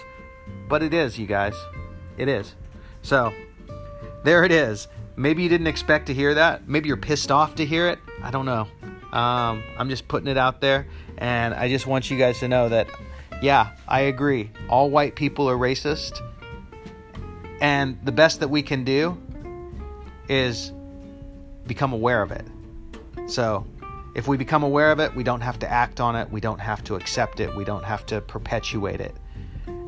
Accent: United States; in the United States is where I live. I'm American

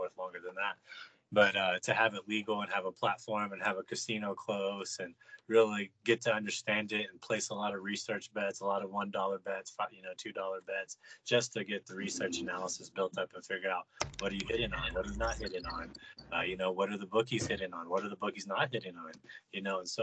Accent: Texas, United States; moved away; I come from Texas, which is a relatively big sports state and a large population

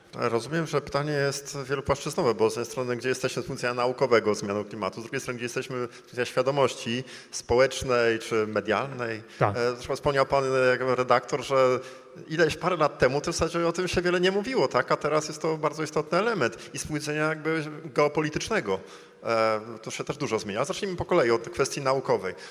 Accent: Gdańsk, Pomeranian Voivodeship, Poland; Jestem gdańszczaninem

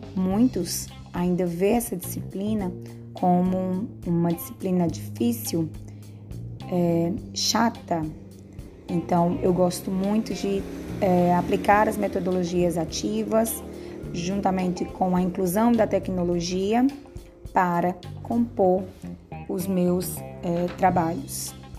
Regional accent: Ceará, Brazil; moved away as an adult; now in Paraíba, Brazil; sou formada em licenciatura em Química pela Universidade Federal do Ceará, de onde eu sou natural

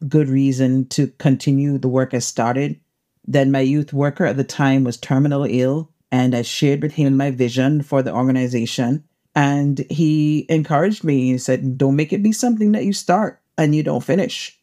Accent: Cayman Islands; I'm from the Cayman Islands, the beautiful Cayman Islands

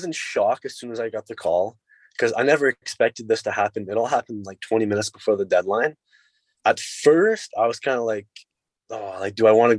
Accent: Sudbury, Ontario, Canada; also born or lived in Peterborough; I'll be playing in front of my hometown.

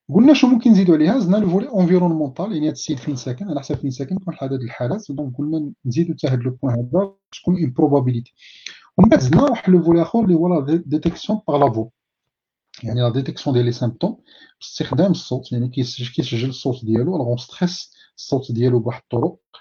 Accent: Morocco; عندنا في المغرب

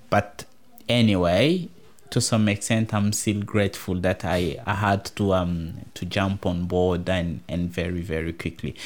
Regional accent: DR Congo; now in Tasmania, Australia

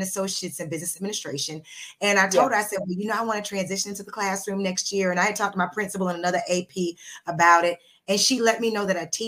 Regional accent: Charleston, South Carolina, United States; also born or lived in Atlanta, Georgia; I was born in Atlanta, but I was raised in Charleston, South Carolina.

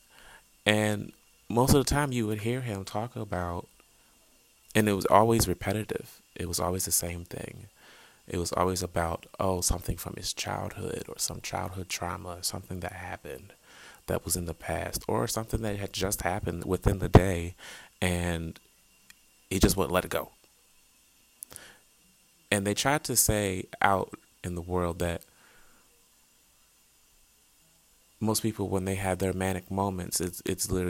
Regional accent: Eastern Shore of Maryland, United States; moved away; I'm originally from the Eastern Shore of Maryland, little small town

